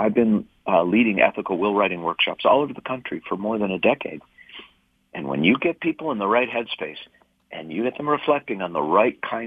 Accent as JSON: {"language": "English", "town": "St. Louis Park", "region": "Minnesota", "country": "United States", "tie": "born or raised there", "said": "I was born in 1960 in St. Louis Park, Minnesota"}